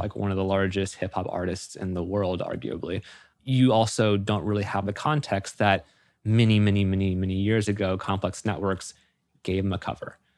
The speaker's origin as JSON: {"language": "English", "region": "Florida", "country": "United States", "tie": "born or raised there", "moved": "as an adult", "said": "I had moved up from my hometown in Florida"}